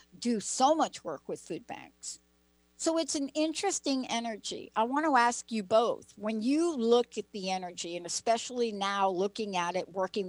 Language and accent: English; East Coast, United States; moved away; Linda and I both grew up on the East Coast